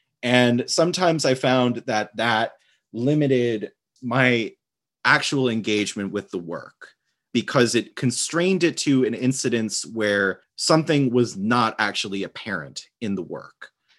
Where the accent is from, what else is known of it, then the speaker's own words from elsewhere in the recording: New York City, New York, United States; Well, I'm from New York City. Born and raised in Staten Island, New York, or Shaolin, if you listen to … I grew up there and lived back and forth taking the Staten Island ferry every day for the past decade.